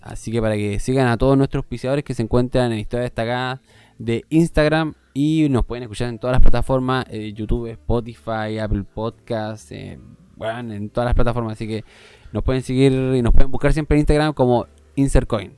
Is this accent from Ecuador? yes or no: no; Norte Grande, Chile; los que somos del norte nos entendemos